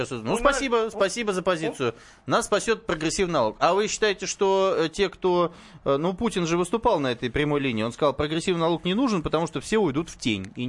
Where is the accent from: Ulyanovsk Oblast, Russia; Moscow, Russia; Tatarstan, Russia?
Moscow, Russia; вот я тоже москвич